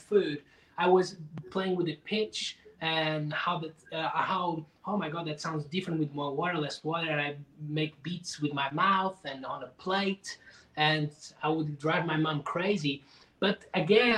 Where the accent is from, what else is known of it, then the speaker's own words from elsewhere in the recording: Portugal; English is a second language; moved away; also born or lived in Lisbon; Growing up in Portugal